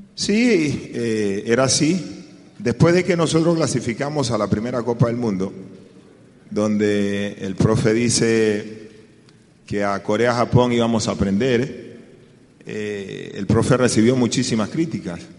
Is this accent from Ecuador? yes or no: yes; Ecuador